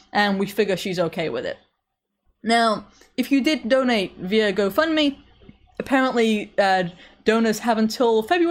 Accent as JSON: {"language": "English", "region": "England", "country": "United Kingdom", "said": "I'm English"}